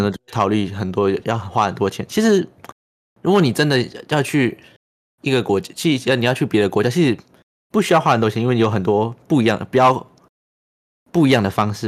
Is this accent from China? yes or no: no; Chiayi, Taiwan; 像我们身在嘉义，好像 也困得很好啊，我觉得家也很棒